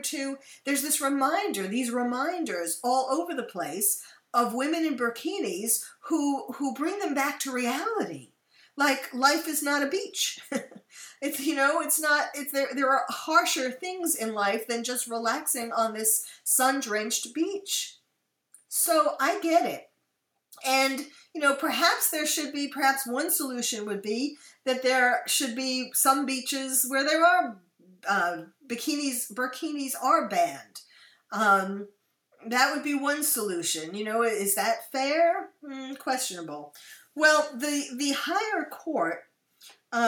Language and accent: English; United States; also born or lived in France / Belgium; I am usually spotted as an American